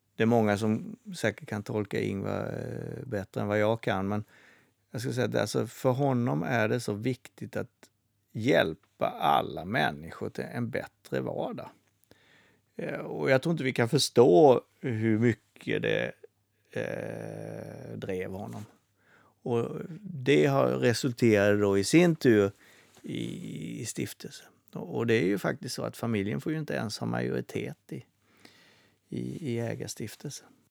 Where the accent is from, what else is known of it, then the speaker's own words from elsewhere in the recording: Småland, Sweden; jag som är smålänning